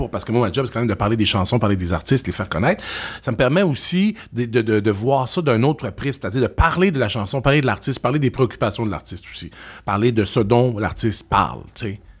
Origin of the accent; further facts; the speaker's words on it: Quebec, Canada; Euh, ben, je te dirais juste parce qu'on est Québécois. Puis les Québécois, dans tous les métiers, quand on est bon, on est excellent.